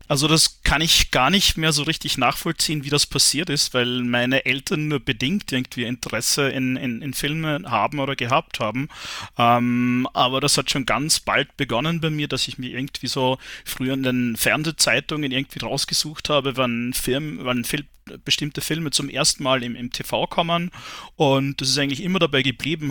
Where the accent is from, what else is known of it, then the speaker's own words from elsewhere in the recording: Ried im Innkreis, Upper Austria, Austria; moved away as an adult; also born or lived in Salzburg / Graz; ich bin in, in Ried im Inkreis geboren, aufgewachsen, ähm, war dann 14 Jahre weg, also zunächst in, in Salzburg im Studium und dann äh, eben in Graz